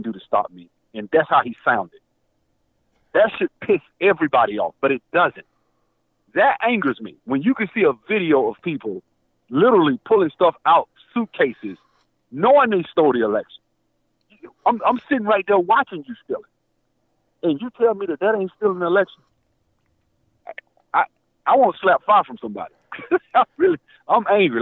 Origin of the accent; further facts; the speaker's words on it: Alabama, United States; now in Georgia, United States; I'm from Alabama. I'm from Alabama